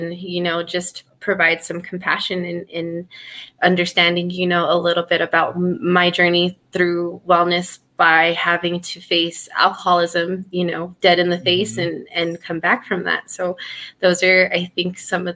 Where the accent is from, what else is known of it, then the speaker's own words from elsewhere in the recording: Laguna, New Mexico, United States; I'm from Pueblo of Laguna and have had a great, you know, upbringing there